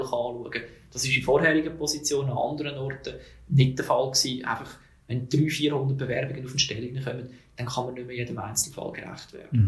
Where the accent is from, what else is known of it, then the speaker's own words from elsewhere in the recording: Zug, Switzerland; in Zug, wo ich aufgewachsen bin, wo ich auch daheim bin